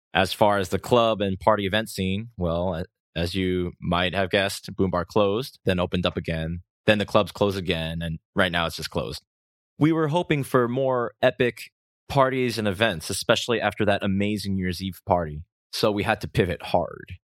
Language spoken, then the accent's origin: English; Rhode Island, United States; moved away as an adult; now in South Korea; my hometown in Rhode Island, U S